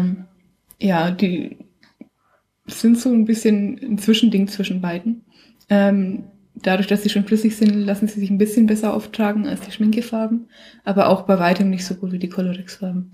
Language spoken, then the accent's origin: German; Bichhofen, Franconia, Bavaria, Germany; wo ich herkomme, auch in Bichhofen